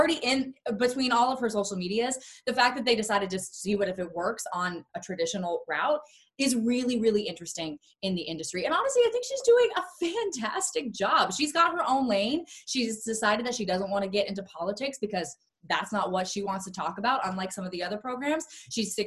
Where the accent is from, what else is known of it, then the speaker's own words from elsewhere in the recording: Florida, United States; moved away as an adult; now in Los Angeles, United States; I'm from Florida